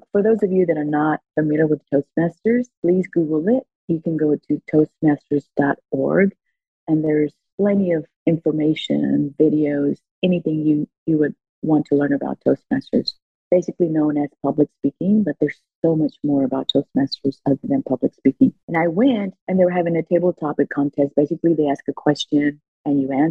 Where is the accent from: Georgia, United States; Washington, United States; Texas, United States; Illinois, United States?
Texas, United States; Houston; English is a second language; I was born and raised in Houston. I was raised on the east side of Houston